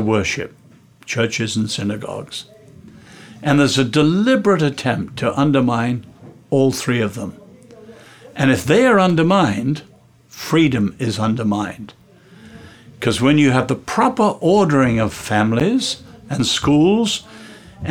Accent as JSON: {"language": "English", "region": "England", "country": "United Kingdom", "said": "I'm English"}